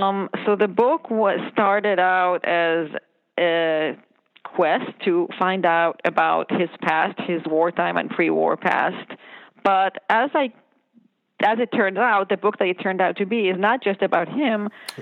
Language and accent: English; Israel; I grew up in Israel.